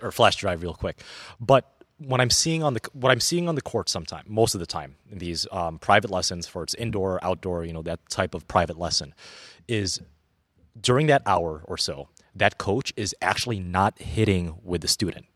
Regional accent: Illinois, United States; also born or lived in Milwaukee area; now in Milwaukee, United States; when I was growing up in Illinois in the late nineties, early two thousands

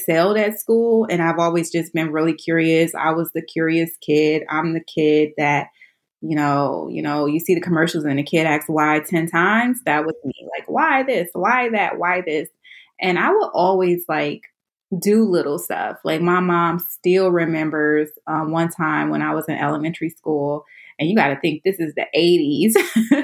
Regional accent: Detroit, Michigan, United States; moved away as an adult; now in Washington, D.C., United States; I'm originally from Detroit, Michigan, inner city, not the suburbs

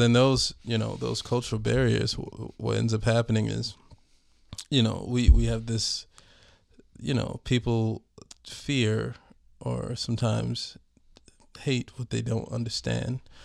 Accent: Minneapolis, Minnesota, United States; I'm from North Minneapolis

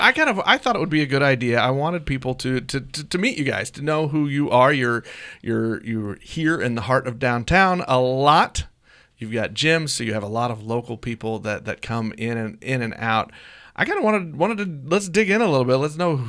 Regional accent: Blue Springs, Missouri, United States; I grew up in Blue Springs.

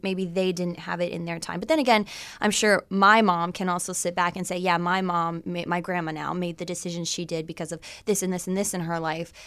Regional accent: McGregor, Ontario, Canada; I grew up in a trailer park, too.

